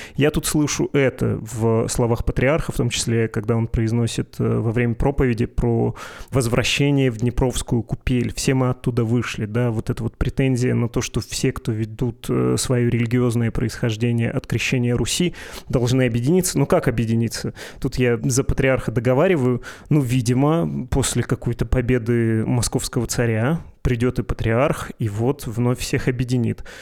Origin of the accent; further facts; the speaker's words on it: Perm Krai, Russia; у меня на родине, в моем регионе есть э, «Один раз услышишь, не забудешь» путинское и беспоповское согласие, потому что там село Путина